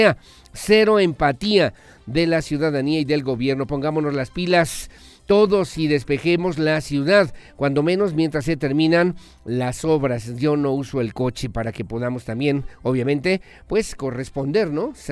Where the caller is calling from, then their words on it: Juriquilla, Querétaro, Mexico; de San Isidro, Juriquilla.